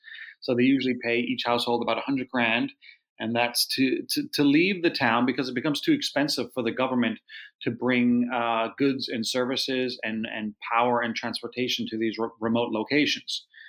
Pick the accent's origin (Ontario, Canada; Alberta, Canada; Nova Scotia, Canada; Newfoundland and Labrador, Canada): Newfoundland and Labrador, Canada; St. John's; I'm born and raised in Newfoundland, where this film Sweetland takes place. So I grew up in the capital, St. John's. So it's a larger city than the small town depicted in the film.